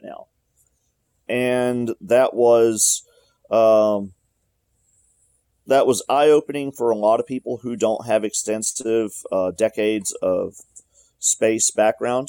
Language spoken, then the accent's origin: English; Alabama, United States; I'm from Alabama, and I grew up here